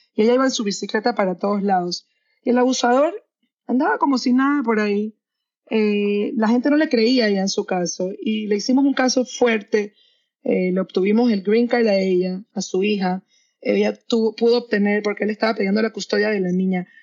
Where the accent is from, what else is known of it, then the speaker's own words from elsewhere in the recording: Panama; moved away as an adult; also born or lived in London / New York; now in Miami, United States; yo soy de Panamá, eh, soy abogada en Panamá y en Estados Unidos